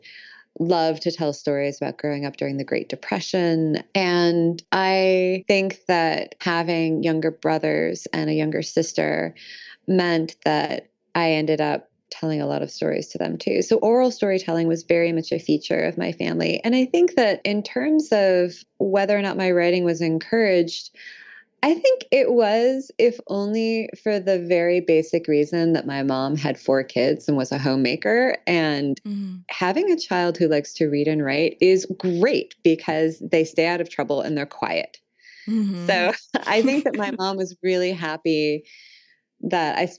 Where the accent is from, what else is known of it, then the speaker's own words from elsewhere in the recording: Illinois, United States; moved away as an adult; also born or lived in Moscow / Prague / Boston / London; I grew up in Illinois. We never moved. We always stayed in the same town